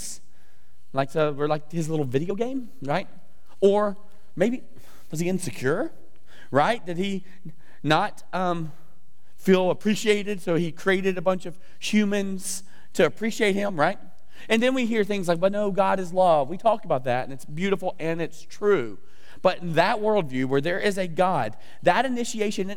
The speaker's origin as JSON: {"language": "English", "region": "the South", "country": "United States", "said": "I'm from the South, I don't say that word right, I don't say the word 10"}